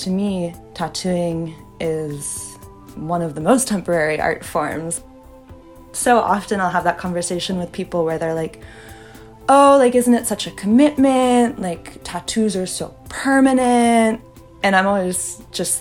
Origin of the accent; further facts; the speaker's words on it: the Bay Area, California, United States; I'm like from the Bay. I grew up like hiking, backpacking all around California.